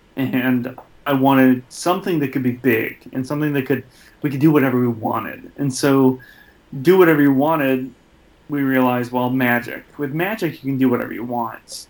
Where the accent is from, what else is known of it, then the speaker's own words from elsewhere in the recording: Michigan, United States; the same hometown I'm from